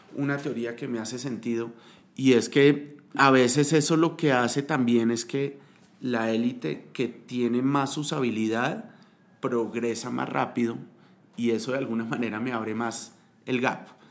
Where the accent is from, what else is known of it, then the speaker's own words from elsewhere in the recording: Colombia; entendemos cómo como colombianos